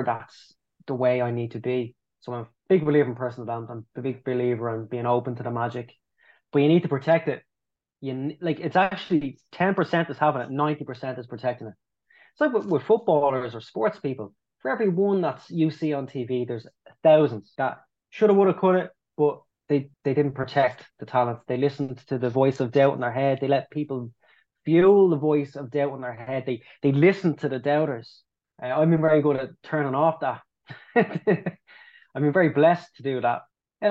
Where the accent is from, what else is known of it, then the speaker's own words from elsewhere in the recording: Ireland; we love being Irish, we love the fact we're Irish